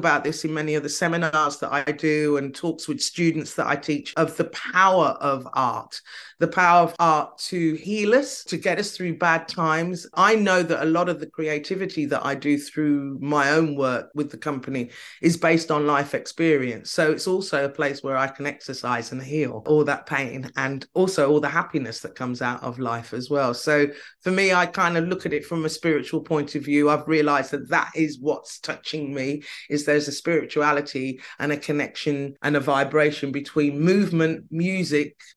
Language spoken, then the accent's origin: English; United Kingdom; I'm Brit